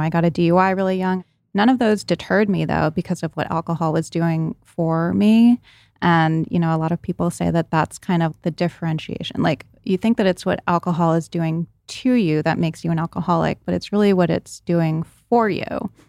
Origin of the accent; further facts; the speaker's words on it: Rhode Island, United States; I did not go to Brown, but I did a lot of partying there because I grew up in Rhode Island and I went to high school in Providence and a lot of my friends went to Brown.